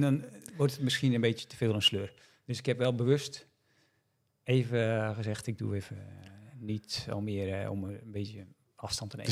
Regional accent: Netherlands; ik uit Nederland kwam

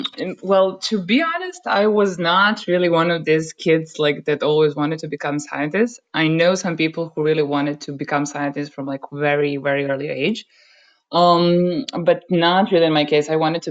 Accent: Serbia; moved away as an adult; now in Germany; I come from Serbia, by the way, not from Germany

